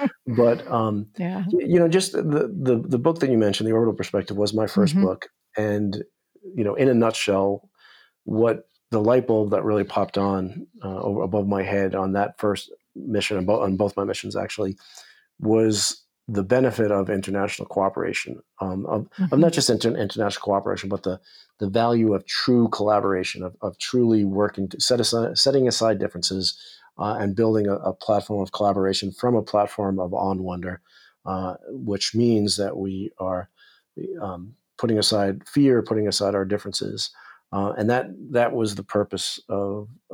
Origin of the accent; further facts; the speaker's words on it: New York, United States; growing up in New York